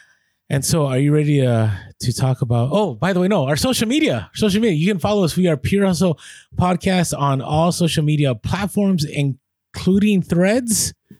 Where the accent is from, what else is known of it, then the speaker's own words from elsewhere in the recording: Vancouver, British Columbia, Canada; So we're from Vancouver, Canada, but we're recently on a road trip down the West Coast.